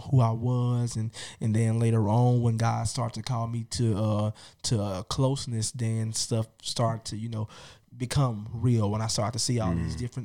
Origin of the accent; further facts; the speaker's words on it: Jackson, Mississippi, United States; I'm from Jackson, Mississippi. I'm 23 years old. I'm a native of Jackson